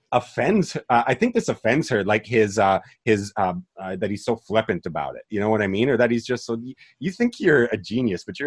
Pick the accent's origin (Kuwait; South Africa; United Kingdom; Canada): Canada; as a Canadian